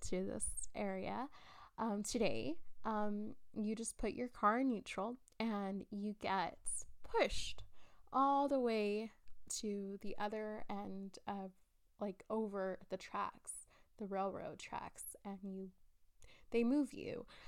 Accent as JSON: {"language": "English", "region": "South Texas", "country": "United States", "tie": "born or raised there", "said": "born and raised in South Texas"}